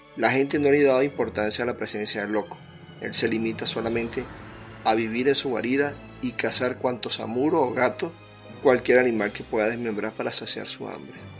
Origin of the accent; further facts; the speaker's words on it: Venezuela; mi país Venezuela